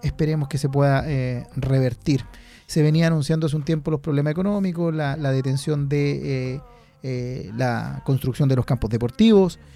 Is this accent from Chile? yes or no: yes; Concepción, Biobío, Chile; somos penquistas y UDECON se acá en el corazón, ah, ex estudiante